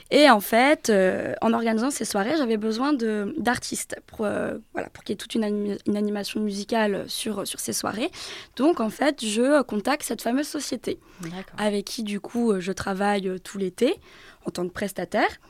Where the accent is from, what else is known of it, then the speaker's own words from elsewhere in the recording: Brittany, France; moved away; chez moi en Bretagne